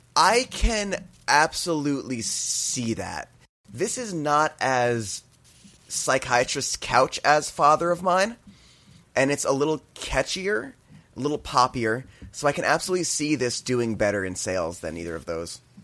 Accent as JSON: {"language": "English", "region": "New Jersey", "country": "United States", "tie": "born or raised there", "said": "growing up in New Jersey"}